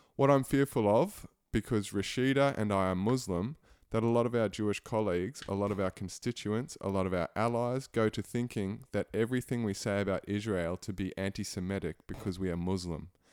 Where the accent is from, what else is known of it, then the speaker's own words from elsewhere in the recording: Christchurch, Canterbury, New Zealand; moved away; I'm, I'm originally from Christchurch, so that's my hometown